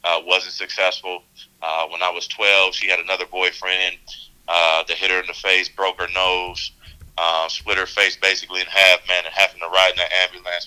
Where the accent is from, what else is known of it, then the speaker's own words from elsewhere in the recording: Cleveland, Ohio, United States; also born or lived in South Euclid, Ohio; we grew up in South Euclid eventually, but we from inner city Cleveland, come from nothing